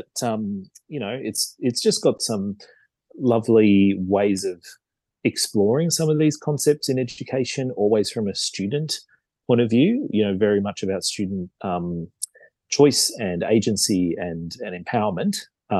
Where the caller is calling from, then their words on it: Parramatta, New South Wales, Australia; So I live actually just up the road from my school, really. So in near Parramatta in New South Wales.